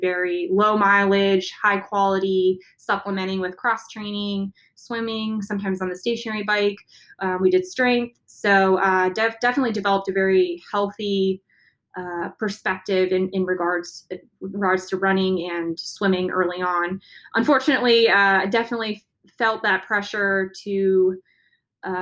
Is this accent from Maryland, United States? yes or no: no; San Diego, California, United States; my dad was a U.S. Navy captain. So I grew up near the water. I was born in San Diego